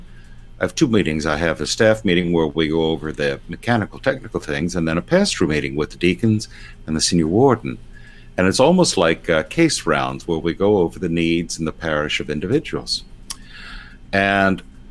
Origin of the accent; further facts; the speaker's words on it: United States; I'm an American low church evangelical. I'm not English.